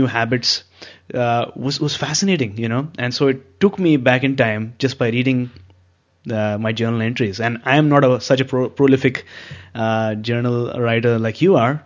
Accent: Mumbai, Maharashtra, India; now in Vancouver, Canada; I'm based in Vancouver, Canada right now, but recently I had gone back to my hometown in Mumbai, India.

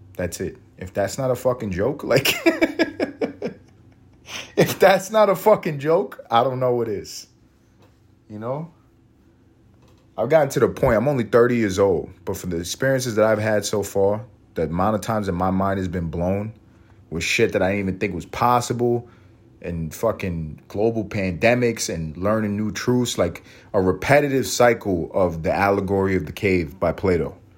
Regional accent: New York, United States; I grew up in New York

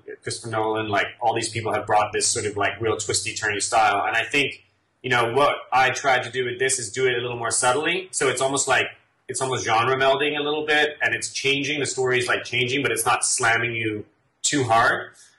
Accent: England, United Kingdom; accent: English; wife has mentioned to me that even though I throw in the odd English euphemism and word, I don't sound as English as I used to.

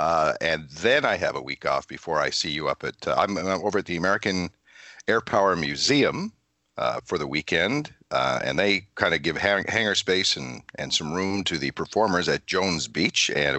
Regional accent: Canada; I'm Canadian from up here.

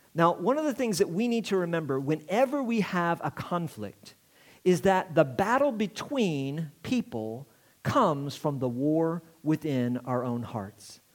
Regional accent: Indiana, United States; I'm from Indiana

